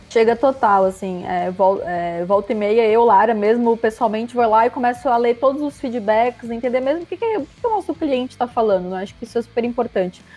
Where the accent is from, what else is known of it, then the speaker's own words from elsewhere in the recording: Santa Catarina, Brazil; eu sou catarinense, tenho 28 anos